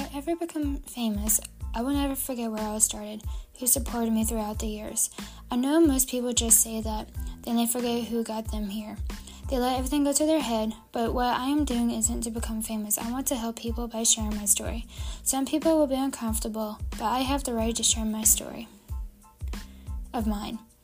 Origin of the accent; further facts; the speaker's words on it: Savannah, Georgia, United States; also born or lived in Mykolaiv, Ukraine; we moved to Savannah, Georgia